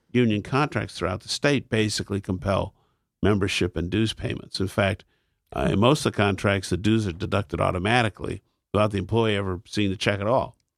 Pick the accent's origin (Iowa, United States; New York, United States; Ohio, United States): Ohio, United States; Akron; when I was a child, there were three networks in my hometown